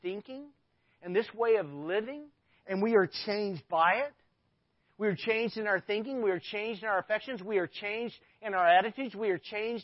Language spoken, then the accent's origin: English; Arkansas, United States; I grew up in Arkansas